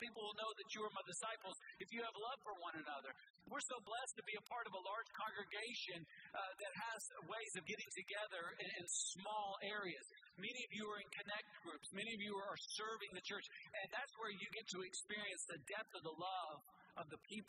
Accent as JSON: {"language": "English", "country": "United States", "said": "I'm an American"}